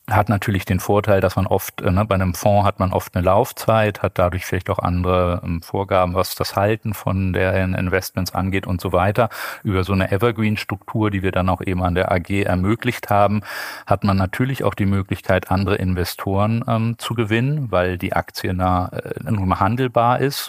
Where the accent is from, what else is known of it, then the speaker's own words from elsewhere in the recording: Bonn, North Rhine-Westphalia, Germany; also born or lived in Düsseldorf / Cologne; Ich bin in Bonn geboren, habe äh, lange in Düsseldorf gearbeitet